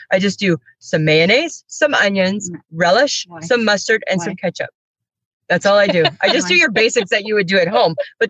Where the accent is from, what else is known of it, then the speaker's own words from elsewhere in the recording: Saskatchewan, Canada; also born or lived in Steinbach; I'm from Saskatchewan. I'm in Toronto.